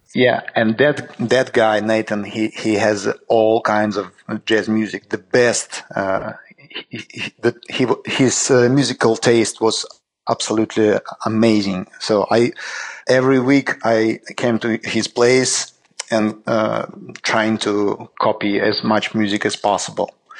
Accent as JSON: {"language": "English", "region": "Saint Petersburg", "country": "Russia", "tie": "born or raised there", "said": "we just launched a uh, new just record label in Saint Petersburg, in my hometown"}